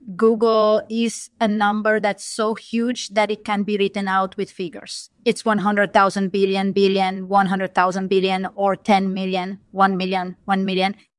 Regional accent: Rome, Lazio, Italy; moved away as an adult; now in United States; I was born in Rome, Italy, but I've lived in the U S for the past twenty years

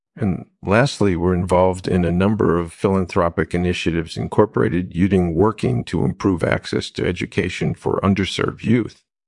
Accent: New York City, New York, United States; I was born in Brooklyn in nineteen forty-seven. I grew up in a tight-knit community there

